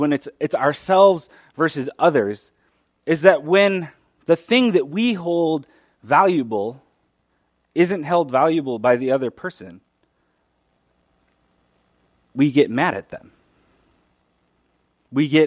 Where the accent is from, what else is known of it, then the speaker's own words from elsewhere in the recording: Arizona, United States; I grew up in Arizona